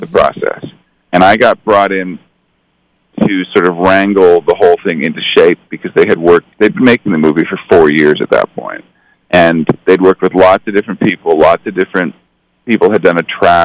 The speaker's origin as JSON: {"language": "English", "country": "Canada", "tie": "born or raised there", "moved": "as an adult", "lives_now": "Los Angeles, United States", "said": "I grew up in Canada, but when I moved here at the age of 21"}